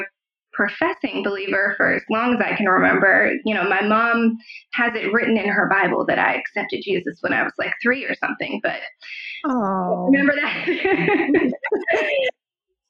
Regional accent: Pittsburgh, Pennsylvania, United States; moved away; also born or lived in Philadelphia; I grew up in Pittsburgh. That's where I was born and raised

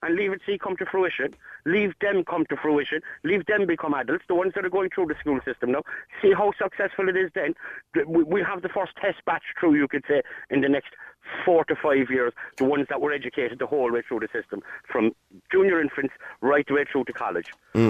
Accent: Ireland; We're Irish when it suits us.

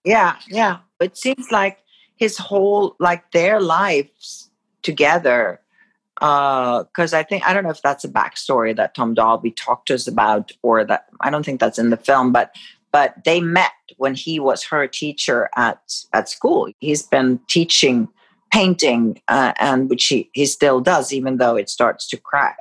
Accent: Sweden; moved away; growing up in Sweden

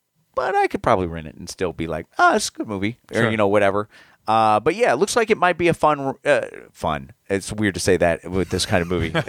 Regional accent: United States; as an American

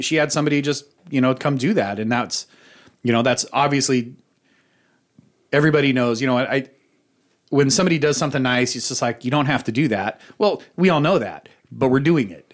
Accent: Boise, Idaho, United States; I grew up in Boise, and we had an arcade called Pojo's

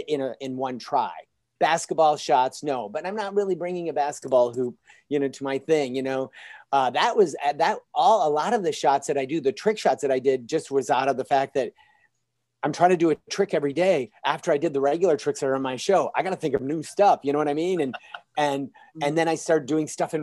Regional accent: Michigan, United States; now in Los Angeles, United States; I come from a small town in Michigan.

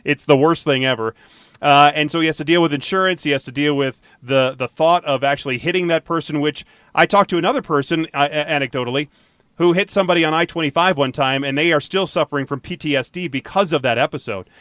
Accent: Atlanta, Georgia, United States; now in Colorado, United States; I grew up in Atlanta, and so I would go downtown Atlanta all the time

